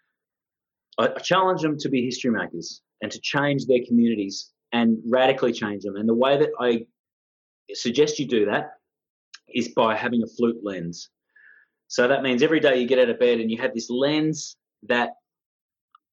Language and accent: English; Australia; I'm Aboriginal, but I'm also Australian from Scottish descent